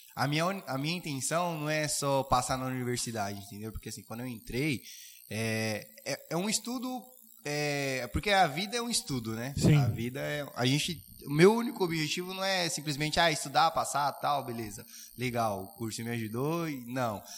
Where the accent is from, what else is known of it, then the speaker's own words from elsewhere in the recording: Suzano, São Paulo, Brazil; eu sou de Suzano e trabalho em Caeiras